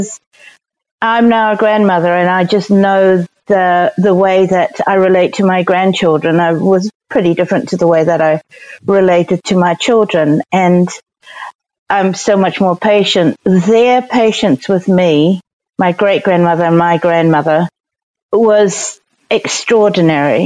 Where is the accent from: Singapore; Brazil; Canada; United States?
Singapore; now in New Zealand; growing up in Singapore was pretty magical